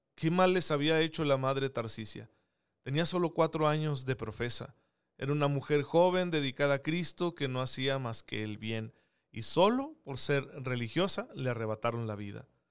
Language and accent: Spanish; Saucillo, Chihuahua, Mexico; now in Chihuahua, Mexico; Yo soy originario de Saucillo